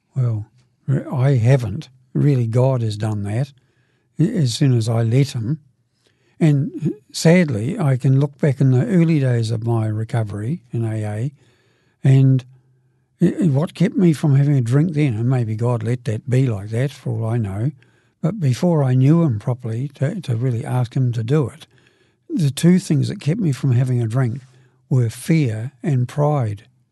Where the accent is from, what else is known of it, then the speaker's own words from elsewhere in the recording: Dunedin, Otago, New Zealand; now in Christchurch, New Zealand; I live in Christchurch, but I, I come originally from Brighton, Dunedin. And, oh, that's where I was meant to grow up. I got older down there